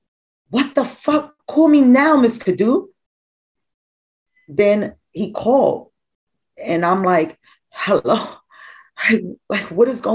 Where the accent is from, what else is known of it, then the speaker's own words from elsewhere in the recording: Trinidad & Tobago; I'm Hispanic and I was born in Trinidad. My dad is Trinidadian and my mom is Spanish